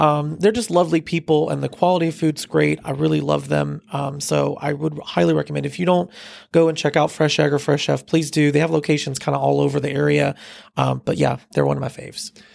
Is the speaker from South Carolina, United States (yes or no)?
yes; Fort Mill, South Carolina, United States; I grew up in the Fort Mill area, so I'm a local